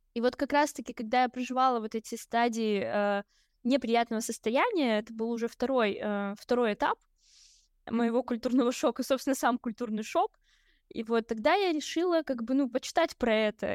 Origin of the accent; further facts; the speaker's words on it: Kamchatka Krai, Russia; now in Saint Petersburg, Russia; Я родилась очень далеко, на Камчатке